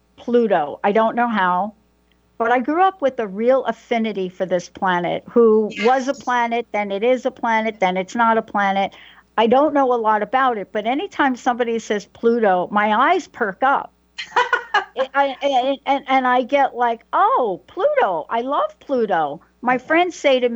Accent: New York City, New York, United States; moved away as an adult; now in Seattle, United States; I'm a girl from the Bronx

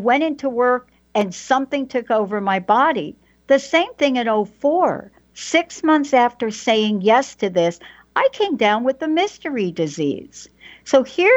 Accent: New York City, New York, United States; I'm a girl from the Bronx that could hardly read and write

